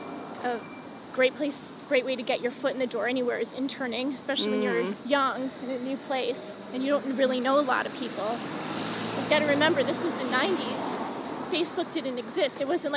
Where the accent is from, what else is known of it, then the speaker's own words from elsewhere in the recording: Bronxville, New York, United States; Yeah, I was born in Bronxville, New York, which is a suburb of New York City, Westchester County.